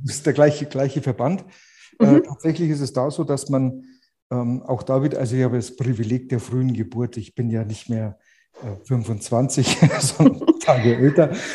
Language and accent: German; Munich, Bavaria, Germany; accent: Bavarian